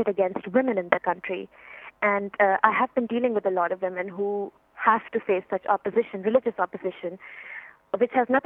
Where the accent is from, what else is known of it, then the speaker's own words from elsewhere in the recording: Pakistan; as a Pakistani